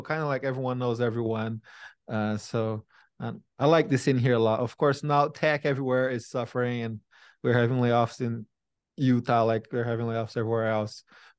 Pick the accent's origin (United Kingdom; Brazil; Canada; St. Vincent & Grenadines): Brazil; English is a second language; moved away as an adult; now in United States; I moved here about 12 years ago. From Brazil, and I barely spoke any English, but I knew how to code.